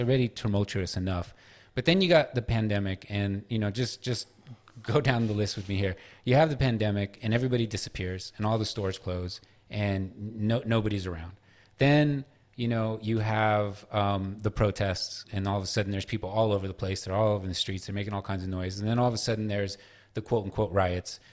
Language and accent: English; San Francisco, California, United States; moved away as an adult; also born or lived in New York; now in Los Angeles, United States; I grew up in San Francisco until I was about twenty-one, and then I spent the next, uh, eighteen years of my life in New York, and now I'm in L